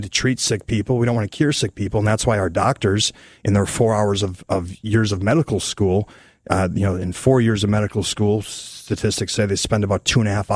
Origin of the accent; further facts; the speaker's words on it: Wisconsin, United States; my grandparents, I'm from Wisconsin, they had a farm